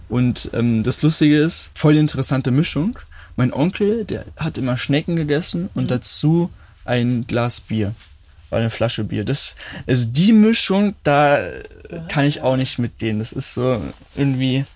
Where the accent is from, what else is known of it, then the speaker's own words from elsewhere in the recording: Berlin, Germany; Ich bin auch in Berlin in Kreuzberg geboren